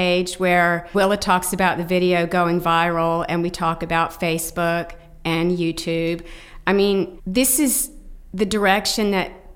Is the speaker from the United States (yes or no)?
yes; Tallahassee, Florida, United States; And Tallahassee, Florida, my hometown, is very much a part of the story, because I'm from Tallahassee.